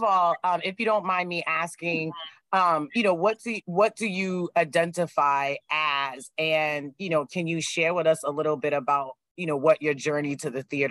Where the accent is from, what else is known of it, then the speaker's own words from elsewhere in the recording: Boston, Massachusetts, United States; I'm also originally from Dorchester.